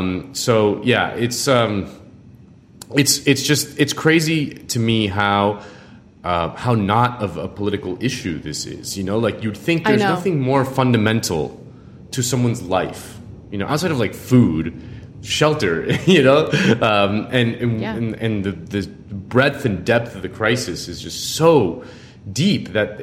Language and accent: English; Miami, Florida, United States; I'm from Miami, and it's been crazy to see in the last couple decades how the city has transformed into a sort of playground for largely Latin American oligarchs